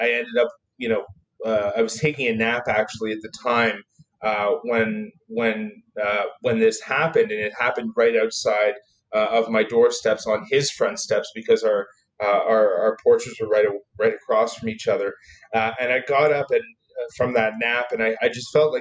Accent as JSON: {"language": "English", "town": "Toronto", "region": "Ontario", "country": "Canada", "tie": "born or raised there", "said": "I grew up in Toronto"}